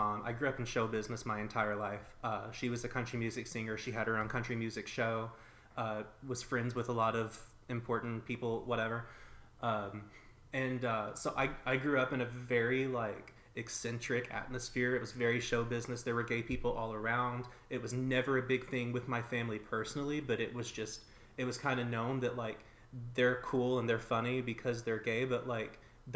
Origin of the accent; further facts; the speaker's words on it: a small town in the South, United States; I also grew up in a really pretty small town in the South where like being gay is just not okay